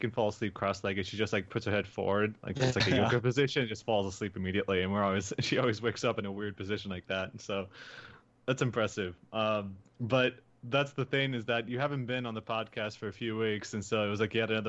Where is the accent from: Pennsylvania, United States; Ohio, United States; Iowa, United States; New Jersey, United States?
Iowa, United States; Northern; I'm from Northern Iowa